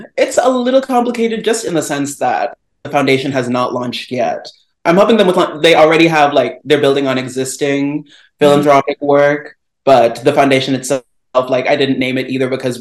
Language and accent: English; Chicago, Illinois, United States; moved away as an adult; also born or lived in Houston, Texas; now in Washington, DC, United States; I grew up in Chicago and the suburbs